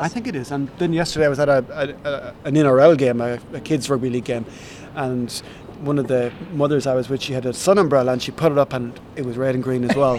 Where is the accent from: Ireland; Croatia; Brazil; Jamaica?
Ireland; Ballyvary, Connacht; moved away as an adult; also born or lived in Castlebar / London; now in Brisbane, Australia; I was born in a town called Castlebar. It's the county town of County Mayo